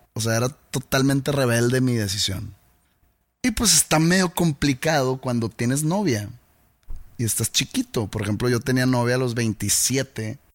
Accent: Mexico; uno como mexicano

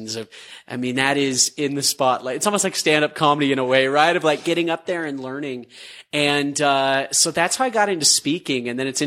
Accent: Utah, United States; growing up in Utah, the bubble, like a product there

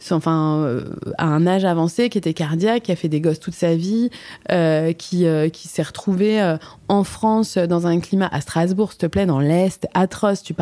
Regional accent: Switzerland; Je suis suisse en fait, et je ressemble à une marocaine. En fait, je suis aussi marocaine

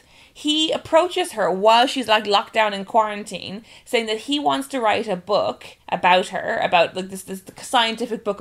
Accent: Ireland; she's Irish and I'm Irish

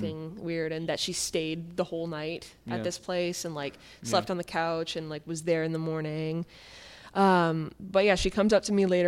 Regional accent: Richmond, British Columbia, Canada; I grew up in Richmond

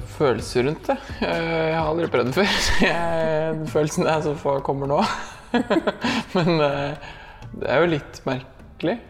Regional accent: Norway; moved away as an adult; now in Indonesia

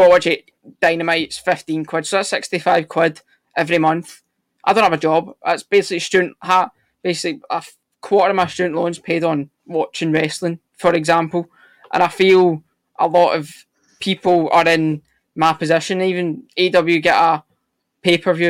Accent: Scotland, United Kingdom; I'm Scottish

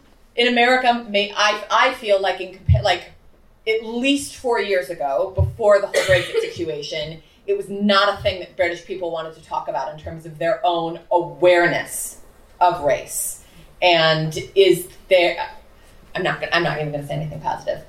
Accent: Chicago, Illinois, United States; moved away as an adult; also born or lived in New York; I'm born and raised in Chicago, but lived in New York

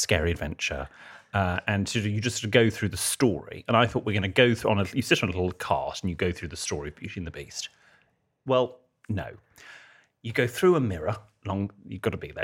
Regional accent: United Kingdom; I'm a Brit abroad

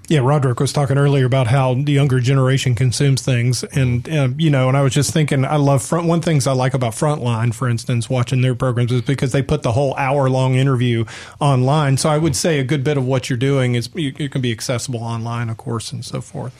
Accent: Atlanta, Georgia, United States; moved away as an adult; now in Mississippi, United States; I grew up in Atlanta. I came here

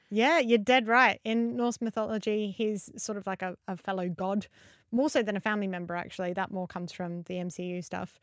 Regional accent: Adelaide, South Australia, Australia; I'm from Adelaide in Australia.

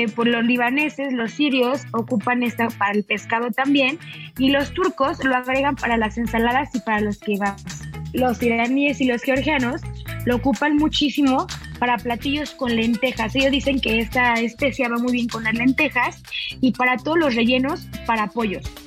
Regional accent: Mexico; also born or lived in Mexico City

